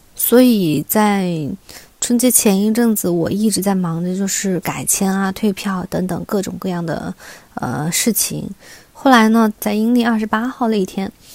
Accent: Hunan, China; moved away as an adult; now in Wuhan, China; 我是一个湘妹子。嗯，然后大学毕业以后呢，和老公，我老公也是外地人啊，两个人都留在了武汉

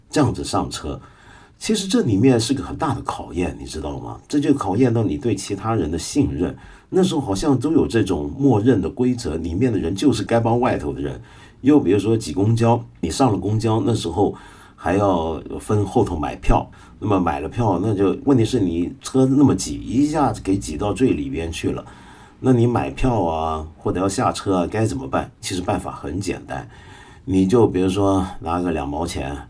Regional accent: Hong Kong; 我说香港人

